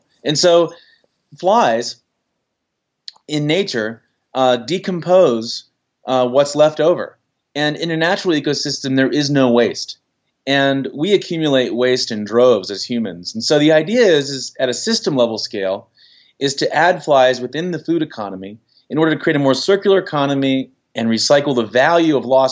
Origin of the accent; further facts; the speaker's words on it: United States; I grew up in the Chesapeake Bay